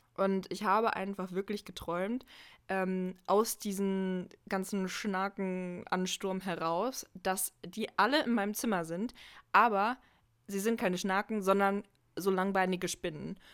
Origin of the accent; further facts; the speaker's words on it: Halle, Saxony-Anhalt, Germany; moved away as an adult; also born or lived in North Rhine-Westphalia; ich komme ja ursprünglich aus Halle, also aus Sachsen-Anhalt, ähm, und bin dann zum Studium nach N R W gezogen und bin jetzt wieder zurück in Halle